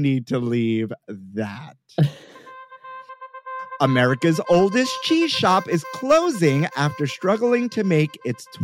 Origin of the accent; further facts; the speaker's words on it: New York City, New York, United States; I grew up here in New York City, born and raised.